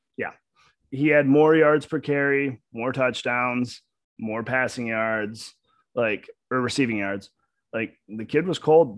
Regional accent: Michigan, United States; moved away as an adult; now in Arkansas, United States; I'm from Michigan.

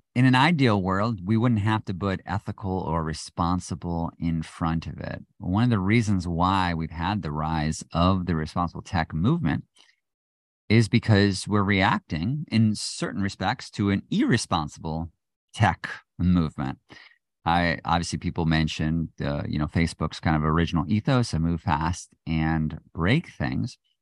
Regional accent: United States; being an American

